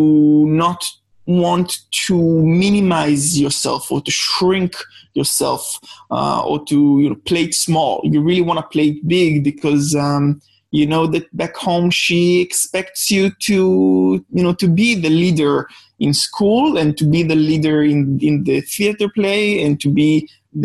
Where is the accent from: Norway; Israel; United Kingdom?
Israel; Jerusalem District; accent: Israeli; English is a second language; I was born in a small village on the outskirts of Jerusalem, Israel, which is where my accent is from